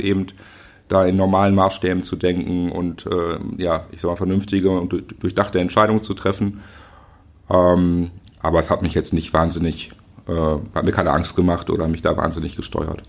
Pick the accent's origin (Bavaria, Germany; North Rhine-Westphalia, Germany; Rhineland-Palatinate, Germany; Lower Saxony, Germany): North Rhine-Westphalia, Germany; Schöppingen; bin in Schöpping groß geworden